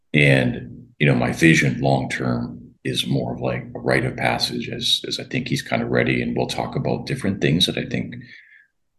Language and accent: English; Wisconsin, United States; I'm from Wisconsin